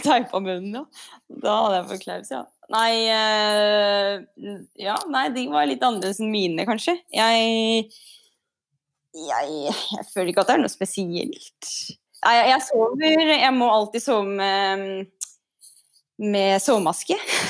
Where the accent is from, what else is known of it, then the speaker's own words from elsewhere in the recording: Ytre Enebakk, Akershus, Norway; Jeg er jo fra Ytre Enebakk, så vi hadde noen fast fast vei innover Enebakk